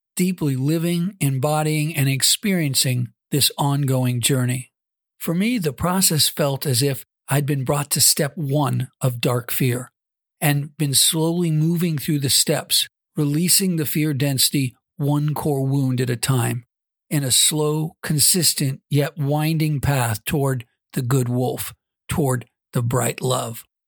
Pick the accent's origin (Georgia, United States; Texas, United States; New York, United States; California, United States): California, United States; Southern; also born or lived in Central Coast, California; I was born and raised in Southern California, now residing in the Central Coast of California.